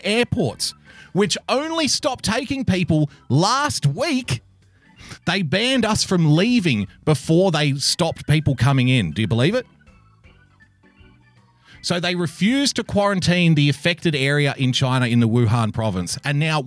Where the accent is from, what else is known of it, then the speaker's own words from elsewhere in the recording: Sydney, New South Wales, Australia; I'm from Sydney